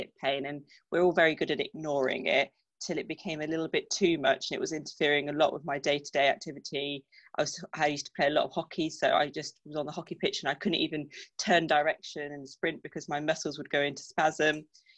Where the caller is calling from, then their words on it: Salisbury, South West England, United Kingdom; Salisbury, down in Wiltshire.